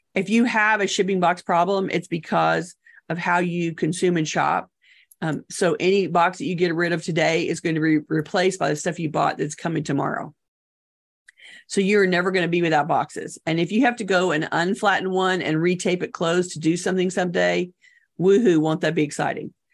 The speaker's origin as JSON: {"language": "English", "country": "United States", "said": "we as American consumers"}